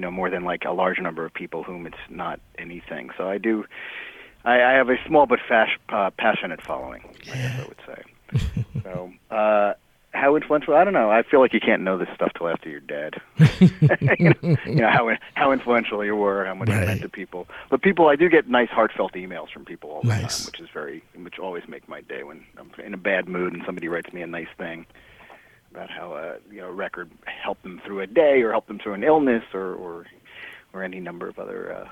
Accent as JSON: {"language": "English", "region": "New Jersey", "country": "United States", "tie": "born or raised there", "moved": "yes", "lives_now": "New York, United States", "said": "Well, I live in New York, and I grew up in New Jersey, and I've lived in New York just forever"}